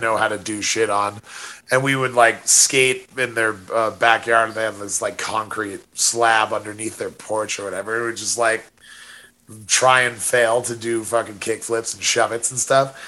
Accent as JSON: {"language": "English", "town": "Monument", "region": "Colorado", "country": "United States", "tie": "born or raised there", "said": "my hometown of Monument"}